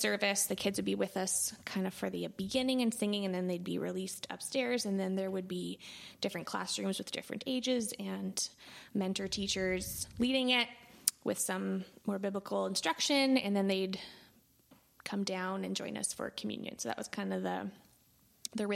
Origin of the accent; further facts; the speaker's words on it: Altona, Manitoba, Canada; also born or lived in Winnipeg; I grew up in Altona. I've lived in Altona most of my life other than pursuing post-secondary in Winnipeg.